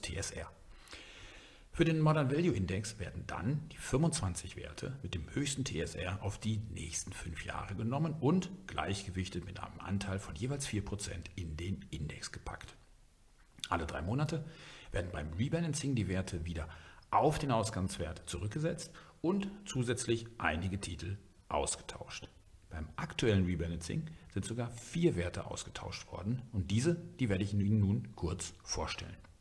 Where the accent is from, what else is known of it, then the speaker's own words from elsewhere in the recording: Germany; bei uns in Deutschland